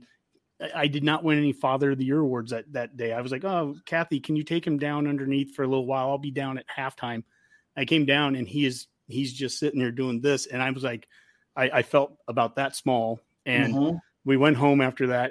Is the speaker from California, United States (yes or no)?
no; Columbus, Nebraska, United States; Growing up in Columbus